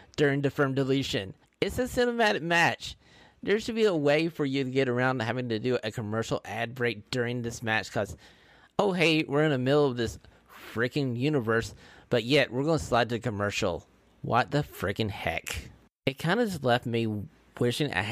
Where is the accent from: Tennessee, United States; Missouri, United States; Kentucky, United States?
Tennessee, United States; Knoxville; live from my hometown in Knoxville, Tennessee.